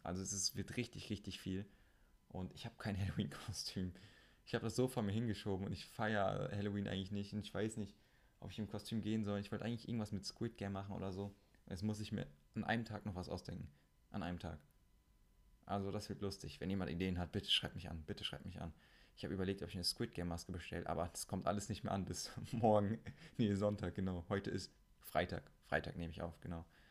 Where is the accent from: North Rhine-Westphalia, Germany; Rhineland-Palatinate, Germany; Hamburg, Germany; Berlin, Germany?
North Rhine-Westphalia, Germany; Siegen; also born or lived in Meschede; in Siegen, da wo ich herkomme